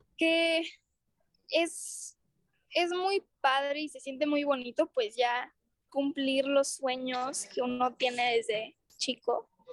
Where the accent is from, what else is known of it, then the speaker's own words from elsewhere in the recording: Mexico; me emociona mucho tocar cosas mexicanas, pues, porque soy mexicana